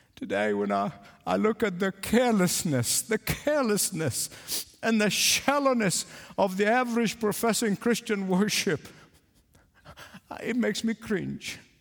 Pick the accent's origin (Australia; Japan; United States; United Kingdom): United Kingdom; England; accent: English; I pronounce Isaiah the English way, not the American way